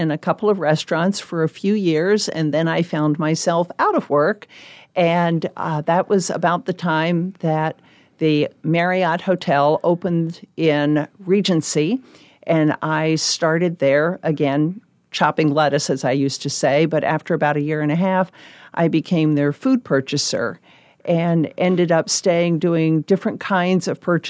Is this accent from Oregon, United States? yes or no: no; Memphis, Tennessee, United States; also born or lived in Fort Belvoir, Virginia; I was born in Fort Belvoir, Virginia. My dad was in the Army, and we did a lot of moving around. But I went to high school in Memphis, Tennessee.